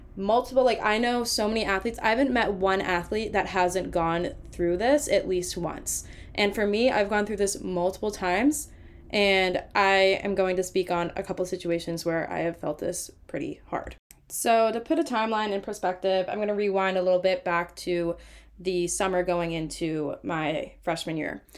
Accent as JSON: {"language": "English", "region": "Massachusetts", "country": "United States", "tie": "born or raised there", "said": "I'm from Massachusetts, so I played mass hockey growing up."}